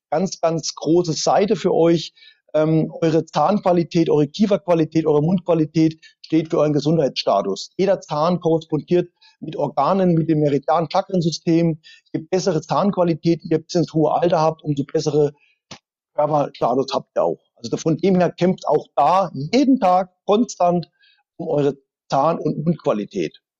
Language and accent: German; East Germany, Germany; born there; Ich war schon immer so ein, ein Russenfreund, äh, geboren als Ossi, da hat man natürlich deutsch-sowjetische Freundschaft gehabt.